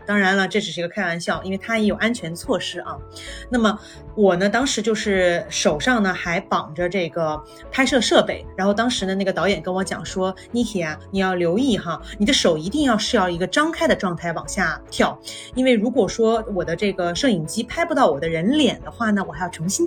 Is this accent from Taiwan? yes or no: no; Guangzhou, Guangdong, China; 我小时候就经常我在广州长大的嘛